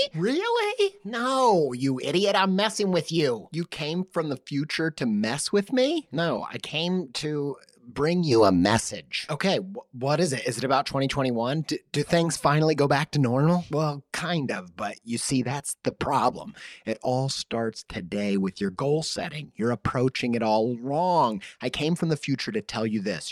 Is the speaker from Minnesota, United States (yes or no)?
no; Indiana, United States; I'm from Indiana